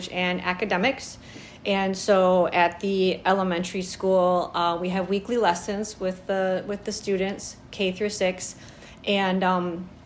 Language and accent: English; Michigan, United States; I am from Michigan